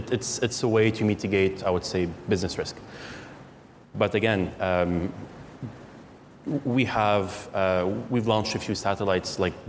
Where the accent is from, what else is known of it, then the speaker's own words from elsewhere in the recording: Canada; But since we're Canadian, it's a bit harder.